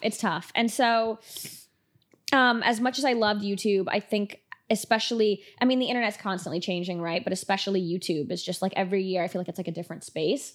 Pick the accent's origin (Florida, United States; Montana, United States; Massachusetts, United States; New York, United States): Florida, United States; Miami; moved away as an adult; now in Los Angeles, United States; born and raised in Miami, went straight from there to L A when I moved here five years ago